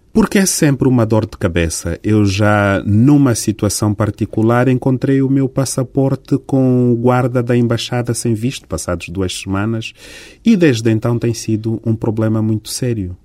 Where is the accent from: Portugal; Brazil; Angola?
Angola; estou a agir para o bem do meu país e para o bem do meu povo e tenho uma relação de grande carinho e de grande interesse como angolano